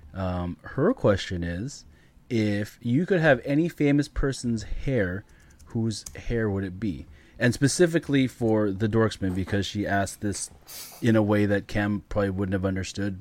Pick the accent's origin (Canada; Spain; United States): Canada; as a Canadian kid growing up in Canada